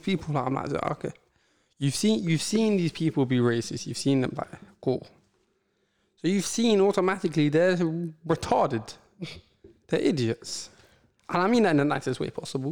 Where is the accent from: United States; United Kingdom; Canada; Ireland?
United Kingdom; England; accent: English; I had an Eng- English accent.